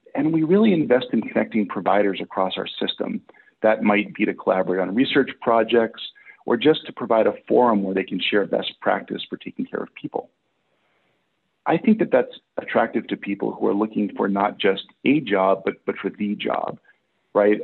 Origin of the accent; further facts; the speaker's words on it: Massachusetts, United States; moved away as an adult; now in Portland, United States; I'm originally from Massachusetts, but I've been in Portland, Oregon for the last 13 years